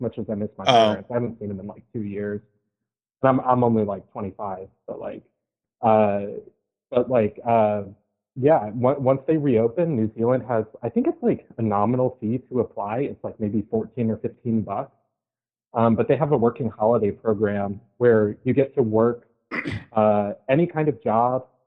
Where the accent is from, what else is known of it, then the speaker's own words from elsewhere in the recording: United States; as an American